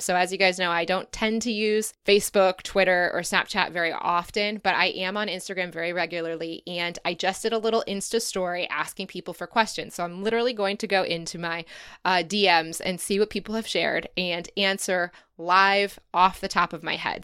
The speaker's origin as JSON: {"language": "English", "country": "United States", "moved": "yes", "said": "as an American who's never seen anything like"}